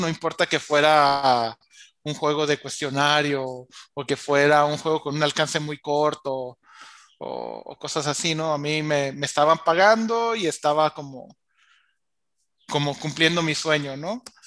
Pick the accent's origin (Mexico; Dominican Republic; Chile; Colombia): Mexico; La Paz, Baja California Sur; also born or lived in Mexico City; me regresé a, a mi pueblo, que aquí tienen su casa en La Paz, Baja California